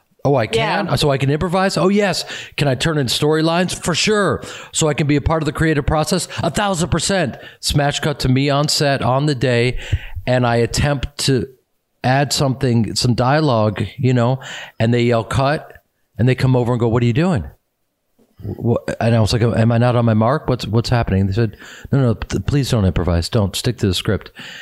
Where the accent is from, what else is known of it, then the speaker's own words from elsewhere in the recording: Chicago, Illinois, United States; moved away as an adult; now in Los Angeles, United States; I'm from Chicago, and I was surrounded by hardworking people and communities who were in theater communities.